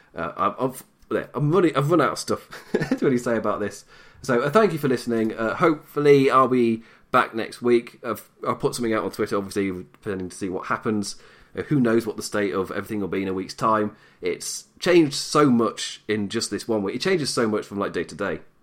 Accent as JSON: {"language": "English", "region": "England", "country": "United Kingdom", "said": "I'm British, I'm English."}